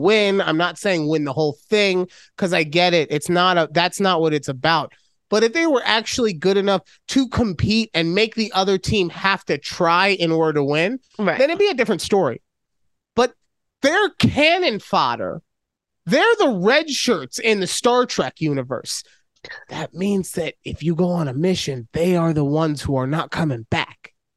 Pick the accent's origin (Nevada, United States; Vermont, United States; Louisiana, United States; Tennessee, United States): Nevada, United States; Las Vegas; I am from Vegas. I am a. Uh, I've been here since second grade.